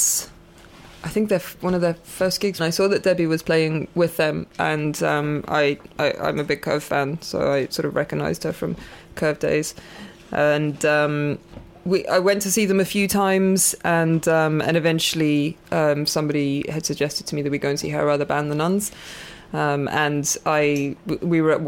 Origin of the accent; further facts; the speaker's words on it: South Africa; moved away as an adult; also born or lived in London / Southampton / Brighton; I actually moved over to England when I was 21 from South Africa